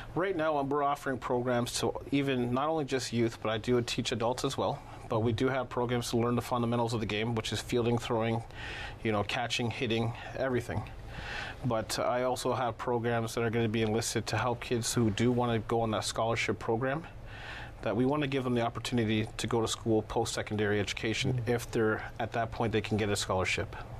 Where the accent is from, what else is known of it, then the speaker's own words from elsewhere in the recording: Toronto, Ontario, Canada; also born or lived in Chicago, Illinois; I was born in Southside Chicago, Illinois. Lived most of my life in Toronto